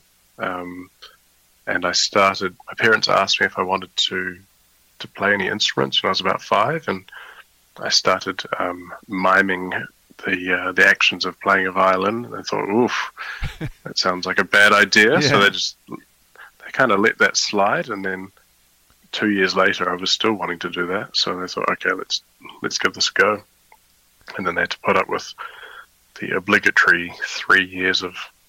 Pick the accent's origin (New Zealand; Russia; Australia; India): New Zealand; moved away as an adult; now in The Hague, Netherlands; I was born in New Zealand